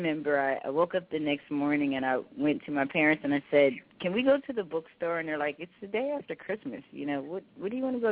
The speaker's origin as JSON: {"language": "English", "town": "Philadelphia", "region": "Pennsylvania", "country": "United States", "tie": "born or raised there", "said": "I'm born and raised in Philadelphia, Pennsylvania"}